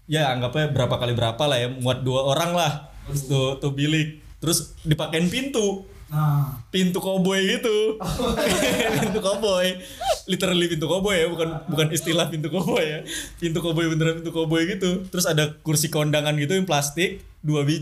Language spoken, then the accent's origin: Indonesian; Jambi, Indonesia; now in Jakarta, Indonesia; kan gue nggak asli Jakarta ya, ada suatu daerah lah di Sumatera. Jambi.